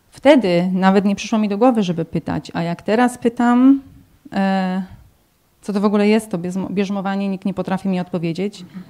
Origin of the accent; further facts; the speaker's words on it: Tomaszów Mazowiecki, Łódź Voivodeship, Poland; now in Corby, United Kingdom; jestem z Tomaszowa Mazowieckiego